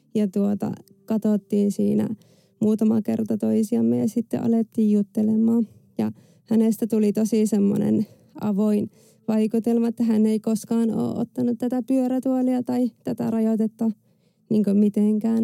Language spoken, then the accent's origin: Finnish; France; mä synnyin Ranskassa vuonna 89